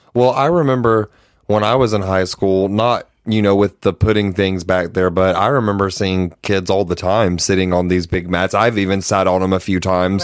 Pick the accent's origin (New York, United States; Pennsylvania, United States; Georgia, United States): Georgia, United States; we're from Georgia. I've been here my whole life.